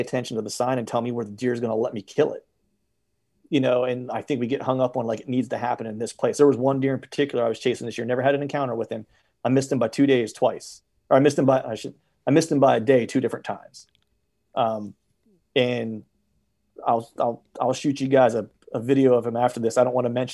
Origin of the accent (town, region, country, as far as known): Pennsylvania, United States